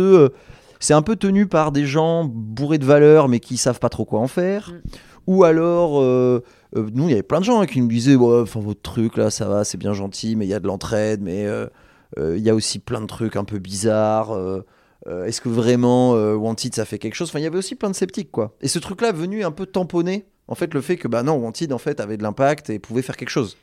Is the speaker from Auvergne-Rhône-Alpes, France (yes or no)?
no; Bordeaux, Nouvelle-Aquitaine, France; on est bordelais